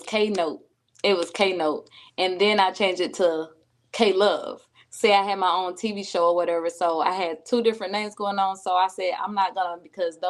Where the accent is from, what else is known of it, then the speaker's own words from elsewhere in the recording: Myrtle Beach, South Carolina, United States; accent: country; also born or lived in Calabash, North Carolina; I am from Calabash, North Carolina. Grew up in Myrtle Beach, South Carolina